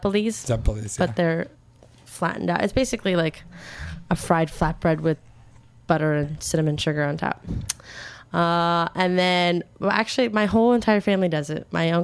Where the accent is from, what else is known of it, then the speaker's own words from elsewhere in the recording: Florida, United States; I'm from Florida, but we traveled all around the U.S.